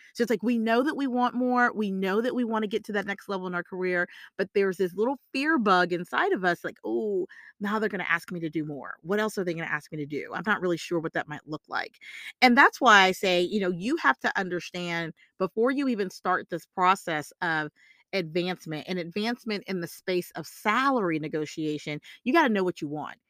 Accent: the South, United States; I'm from the South

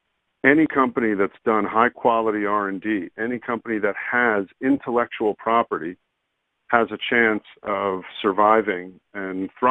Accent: United States; also born or lived in Canada; now in Israel; I'm an American. I also am a naturalized Canadian that's living there for years. And I'm an Israeli as well. And I currently reside in Israel.

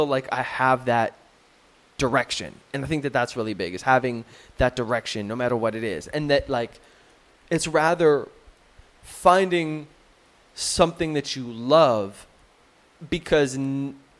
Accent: United States; moved away; being an American and now having some perspective on Americans

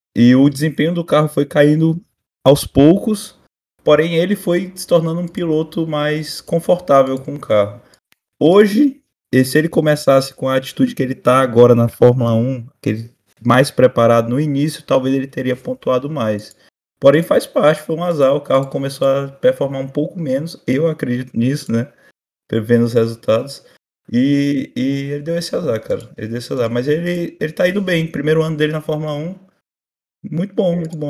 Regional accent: Brazil; A gente é brasileiro

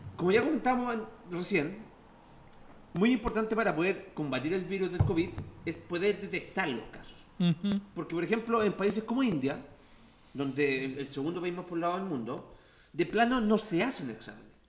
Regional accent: Santiago, Santiago Metropolitan Region, Chile; los que somos de Santiago Centro

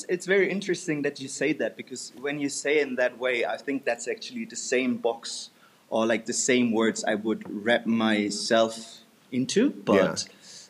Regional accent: Germany; first language German; English is a second language; moved away as an adult; I'm 31 years old now, sorry. Still in the loop. Yeah, I'm from Germany. I've been living there for like 26 years, been born in Germany. I'm just having a German citizenship, and yeah, my parents are like probably the most German.

